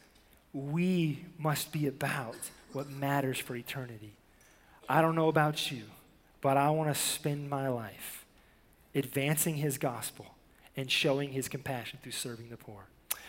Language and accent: English; the South, United States; I was from the South